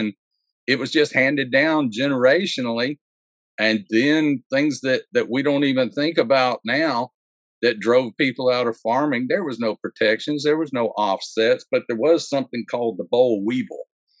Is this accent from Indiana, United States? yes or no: no; Georgia, United States; also born or lived in Texas; I'm a preacher's kid from the country. I was born in Georgia and I grew up in Georgia, a little while in Texas. But everywhere we were was just little farm towns.